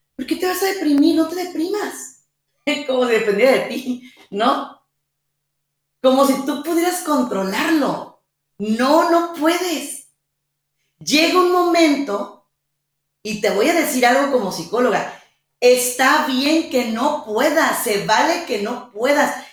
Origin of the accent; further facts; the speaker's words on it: Mexico; mi país, México